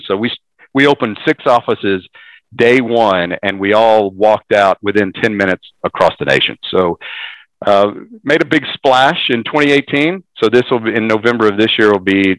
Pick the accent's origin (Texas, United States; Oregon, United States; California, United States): Texas, United States; Dallas; from Dallas, grew up here, moved around and within the mid cities and suburbs of Dallas